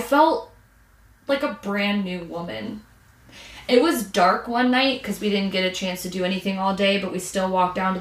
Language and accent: English; Michigan, United States; we're from Michigan, but we're down here